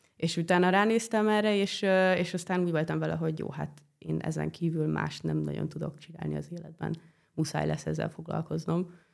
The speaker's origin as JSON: {"language": "Hungarian", "country": "Hungary", "tie": "born or raised there", "also_born_or_lived": "Italy", "said": "én itt nőttem fel ebbe a házba"}